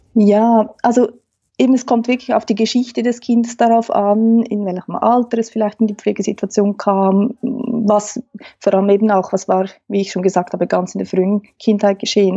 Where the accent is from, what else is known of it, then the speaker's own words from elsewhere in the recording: Switzerland; accent: Swiss German; first language Swiss German; German is a second language; Man hört es vielleicht am Dialekt. Ich ähm, spreche Schweizerdeutsch, Hochdeutsch